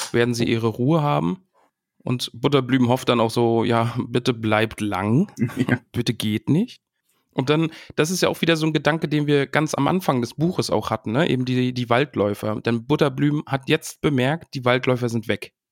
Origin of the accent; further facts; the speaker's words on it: northern German coast, Germany; moved away; Grüße in meine Heimat, oben an die Küste.